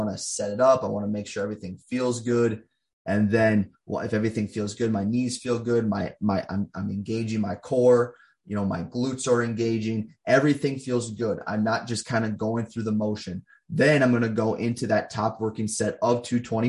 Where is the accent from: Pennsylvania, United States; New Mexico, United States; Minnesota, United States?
Minnesota, United States; I coach people here in my home state of Minnesota